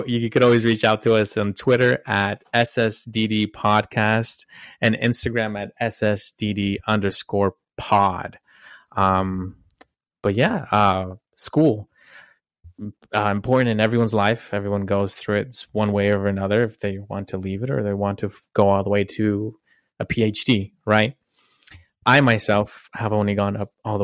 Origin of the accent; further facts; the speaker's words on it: Utah, United States; also born or lived in California / Texas; One of the moves that I did from elementary was I moved state lines. I moved from California to Utah.